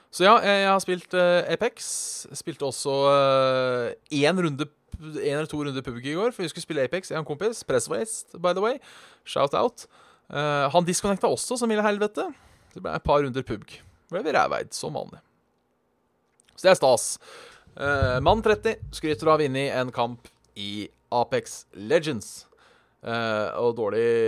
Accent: Norway; som nordmann

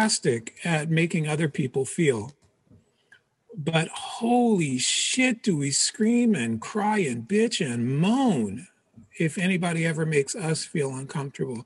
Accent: Philadelphia, Pennsylvania, United States; also born or lived in Portugal; My parents moved to the U.S. when I was three. They moved to Philadelphia

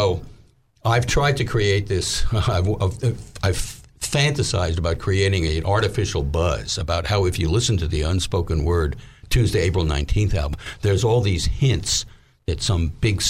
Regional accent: New York, United States; now in Little Rock, United States; she was from New York also, and we thought we missed it. Mm-hmm. So we moved back to New York.

